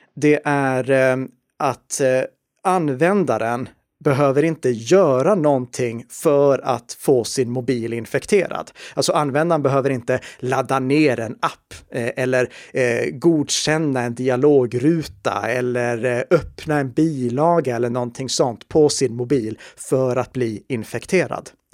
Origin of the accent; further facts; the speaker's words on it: Sweden; vi i Sverige